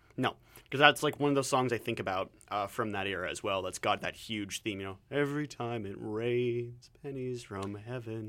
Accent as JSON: {"language": "English", "region": "Southwestern Ontario", "country": "Canada", "moved": "yes", "lives_now": "Vancouver, Canada"}